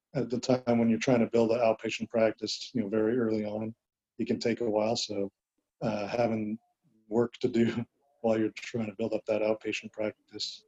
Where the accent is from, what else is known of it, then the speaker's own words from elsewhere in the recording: Southern California, United States; moved away as an adult; also born or lived in Huntington Beach, California / Dallas, Texas; I'm from Southern California. I went to high school in Huntington Beach